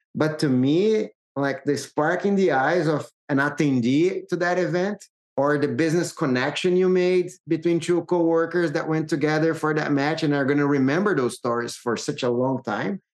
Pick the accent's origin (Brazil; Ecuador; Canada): Brazil; I'm originally from Brazil